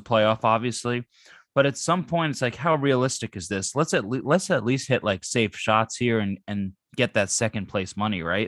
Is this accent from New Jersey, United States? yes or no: yes; New Jersey, United States; moved away; I grew up in New Jersey where Wawa was life